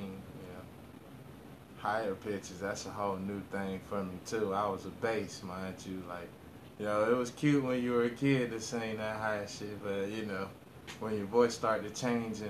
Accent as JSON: {"language": "English", "town": "Orlando", "region": "Florida", "country": "United States", "tie": "born or raised there", "said": "I'm from Orlando, Florida, born and raised"}